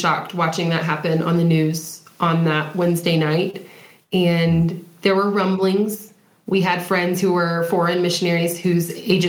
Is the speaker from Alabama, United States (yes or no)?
yes; Alabama, United States; moved away; also born or lived in Texas; I'm from the South. Born in Texas, raised in Alabama